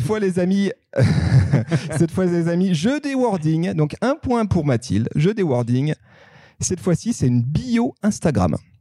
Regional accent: Savoy, Auvergne-Rhône-Alpes, France; je suis savoyard

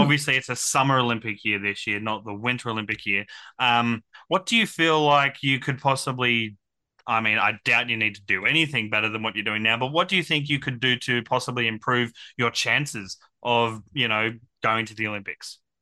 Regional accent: Central Coast, New South Wales, Australia; also born or lived in Brisbane; I was born in Brisbane, but raised on the Central Coast.

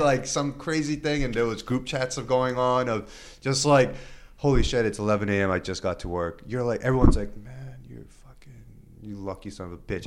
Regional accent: New York City, New York, United States; I am a Korean American, born and raised in Queens

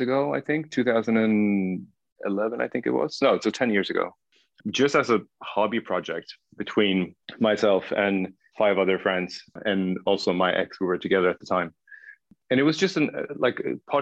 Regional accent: Stockholm, Stockholm County, Sweden; first language Swedish; English is a second language; also born or lived in Södertälje / Paris; I grew up in Stockholm, and Stockholm, for everyone who's never been to Stockholm before, is the capital of Sweden

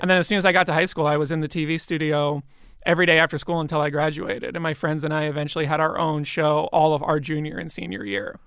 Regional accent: Bryn Mawr, Pennsylvania, United States; moved away; in Bryn Mawr, outside of Philadelphia

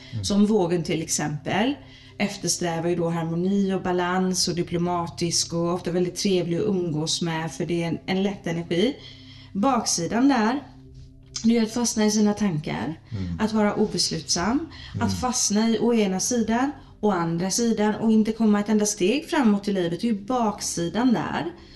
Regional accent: Gothenburg, Västra Götaland, Sweden; är jag född i Göteborg

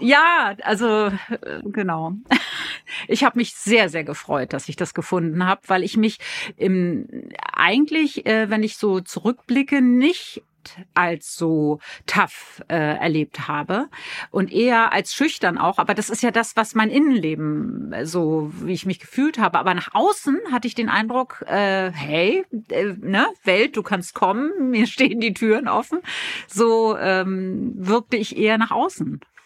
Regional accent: Berlin, Germany; accent: Berlin; moved away; also born or lived in Hamburg; als Berlinerin

